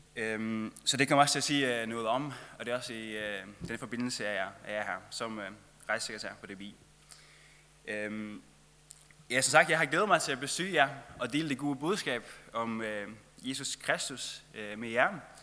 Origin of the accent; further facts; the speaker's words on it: Faroe Islands; moved away; jeg kommer fra Færøerne